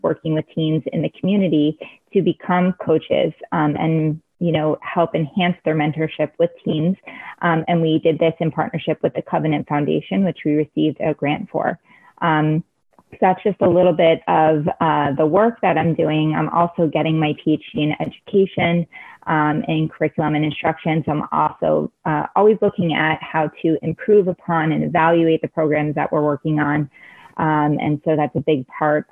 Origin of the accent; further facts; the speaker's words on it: Miami, Florida, United States; I am from Miami, born and raised